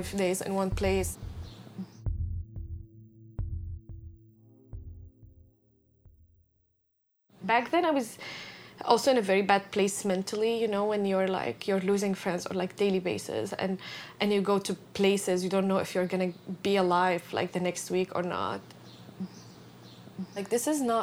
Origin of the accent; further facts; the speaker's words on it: Syria; moved away as an adult; I was in my hometown